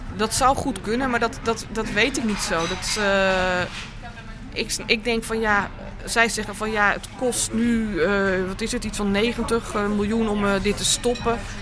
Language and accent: Dutch; Amsterdam, North Holland, Netherlands; wij als Amsterdammers